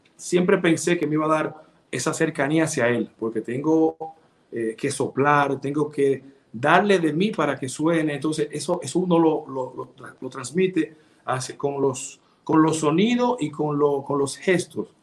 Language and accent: Spanish; Sabaneta, Santiago Rodríguez, Dominican Republic; now in Santiago de los Caballeros, Dominican Republic; soy de Santiago Rodríguez, Sabaneta, orgullosamente